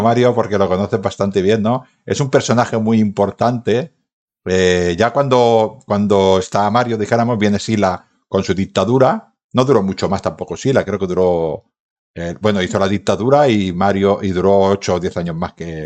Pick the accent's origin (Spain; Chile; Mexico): Spain; Badalona, Catalonia; soy de Baétulo